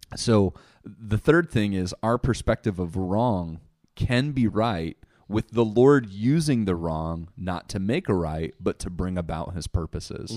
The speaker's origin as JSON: {"language": "English", "country": "United States", "said": "as an American"}